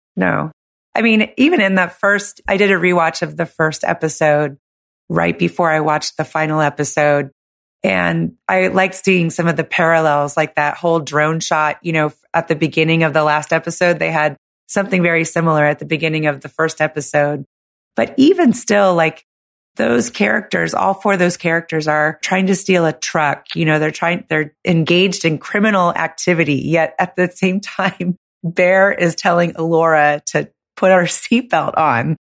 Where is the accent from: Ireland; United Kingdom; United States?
United States; California; moved away as an adult; I'm from California